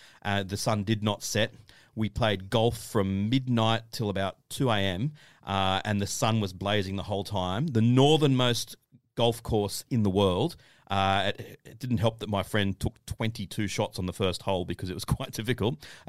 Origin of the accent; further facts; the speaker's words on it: Australia; obviously it was a very disappointing for us as Australian fans